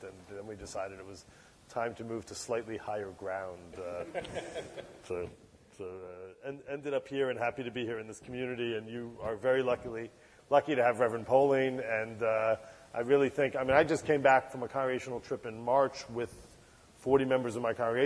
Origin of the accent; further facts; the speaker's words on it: New Jersey, United States; the synagogue I grew up in New Jersey